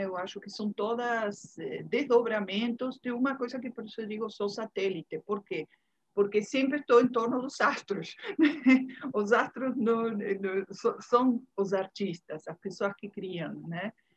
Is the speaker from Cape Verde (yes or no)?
no; Uruguay; Portuguese is a second language; moved away as an adult; also born or lived in Bahia, Brazil; now in Salvador, Brazil; sou uruguaia, todo mundo vai perceber pelas minhas derrapadas no portunhol, né? Mas tem 29 anos, vou fazer agora em março, 29 anos que cheguei na Bahia.